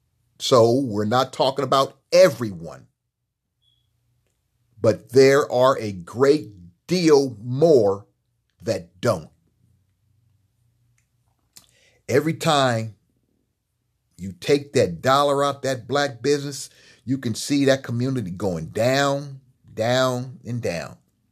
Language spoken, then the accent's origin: English; Los Angeles, California, United States; When I was growing up in Los Angeles, there were black businesses in East LA, West LA, Central LA, and South LA.